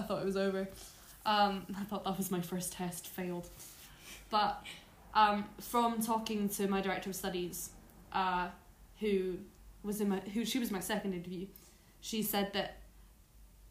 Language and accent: English; Edinburgh, Scotland, United Kingdom; accent: Edinburgh accent, posh Scottish; moved away as an adult; I'm from Scotland. You may be able to tell by the accent.